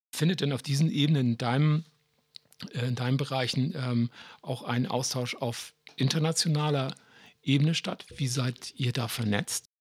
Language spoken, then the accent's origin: German; Hamburg, Germany; als Hamburger